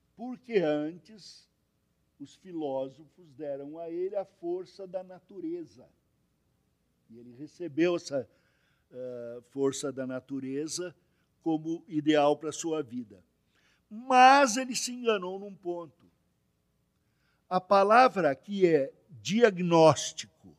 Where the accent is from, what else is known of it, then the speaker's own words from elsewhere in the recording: Brazil; eu sou brasileiro que sou brasileiro. O primeiro da minha família aqui no Brasil